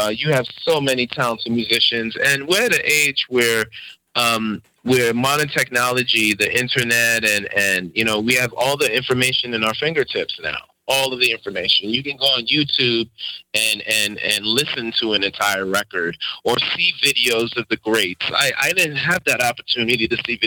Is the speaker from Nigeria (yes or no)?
no; New York City, New York, United States; also born or lived in Harlem; I was raised in Queens, but spent a lot of time in Harlem as a kid